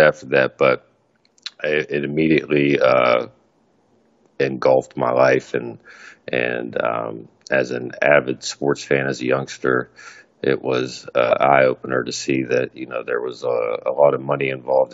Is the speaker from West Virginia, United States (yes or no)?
yes; Morgantown, West Virginia, United States; I grew up in Morgantown, West Virginia